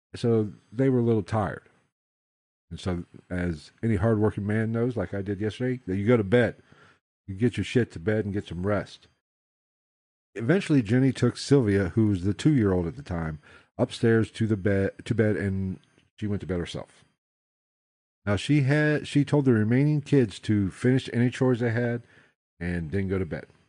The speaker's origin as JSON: {"language": "English", "region": "West Virginia", "country": "United States", "tie": "born or raised there", "said": "Fayetteville, West Virginia, my home state"}